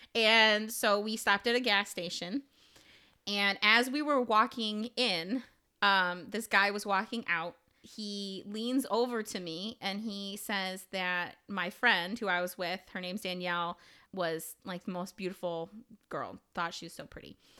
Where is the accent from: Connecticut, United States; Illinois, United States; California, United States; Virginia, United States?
Illinois, United States; I am from Illinois